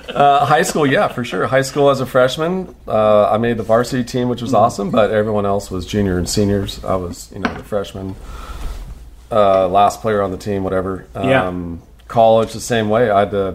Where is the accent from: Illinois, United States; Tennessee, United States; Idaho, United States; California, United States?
California, United States; San Diego; I was born and raised in San Diego until I was not raised. We lived on a sailboat in San Diego Harbor until I was 4 years old.